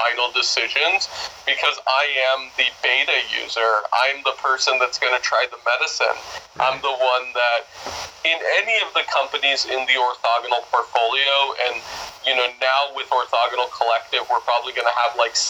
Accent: Washington, District of Columbia, United States; also born or lived in Oahu; now in Maui, United States; I'm originally from Washington, D.C.

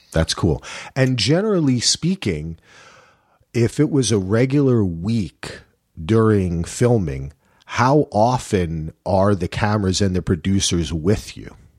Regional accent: New Jersey, United States; I'm from Jersey

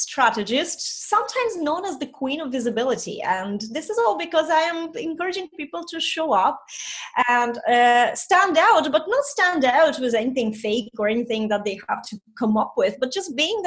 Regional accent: Estonia; first language Russian; English is a second language; moved away as an adult; also born or lived in Ukraine / London; now in Ireland; I grew up in Estonia, but I don't speak Estonian. I'm actually Russian speaking.

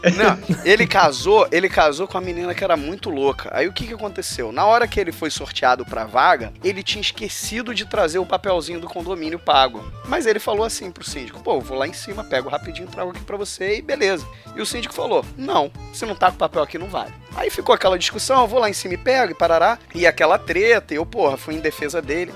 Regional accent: Rio de Janeiro, Brazil; eu sou carioca

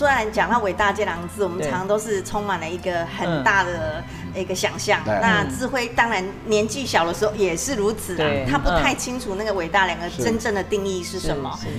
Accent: Taiwan; 其实我们台湾。土生土长哦

